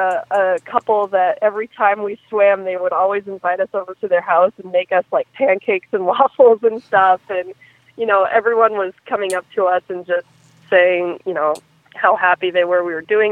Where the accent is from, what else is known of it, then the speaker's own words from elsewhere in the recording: Maine, United States; I'm from Maine, but I grew up summering on Idaho